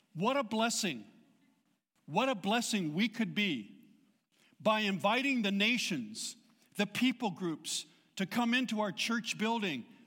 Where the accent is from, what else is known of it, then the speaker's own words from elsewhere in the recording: Southern California, United States; I was born and raised in Southern California